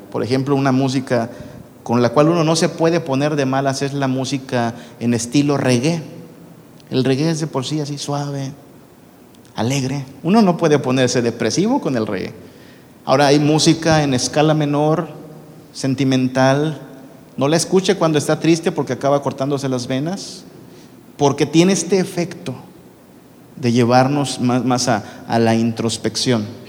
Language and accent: Spanish; northern Mexico, Mexico; moved away; como buen norteño